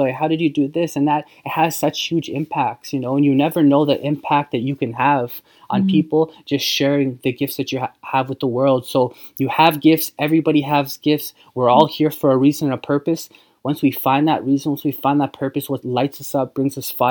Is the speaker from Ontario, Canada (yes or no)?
no; Saskatchewan, Canada; also born or lived in Vancouver area, British Columbia; now in Vancouver, Canada; we're from Saskatchewan